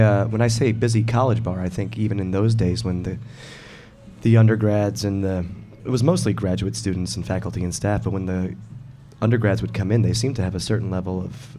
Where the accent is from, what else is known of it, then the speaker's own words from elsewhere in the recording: Ireland; I'm Irish, not, I'm, so I can't know that.